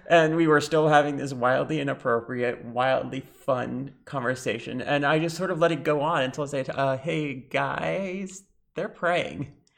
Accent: Lebanon; I'm bi, trans, Lebanese

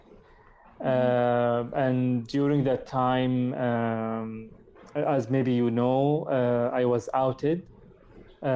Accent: Muscat, Oman; English is a second language; moved away as an adult; now in Saarbrücken, Germany; I come from Oman, from the capital, Muscat. And at the moment, I live in Germany

